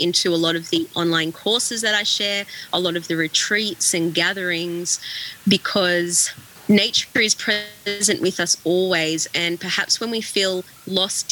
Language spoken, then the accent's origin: English; Australia; being Australian